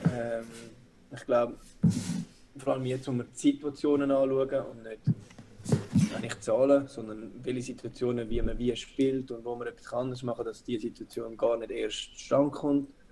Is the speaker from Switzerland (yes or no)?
yes; Zurich, Switzerland; moved away as an adult; ich bin auch in Zürich aufgewachsen